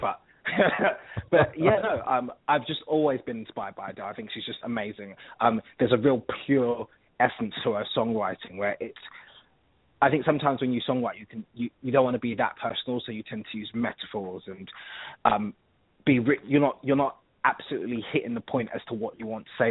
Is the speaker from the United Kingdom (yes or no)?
yes; London, United Kingdom; accent: British; You can pretty much hear that I'm from London.